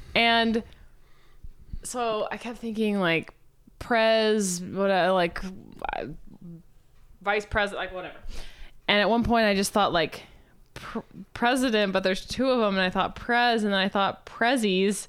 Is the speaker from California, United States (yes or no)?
no; Missouri, United States; when I was in elementary school, growing up in Missouri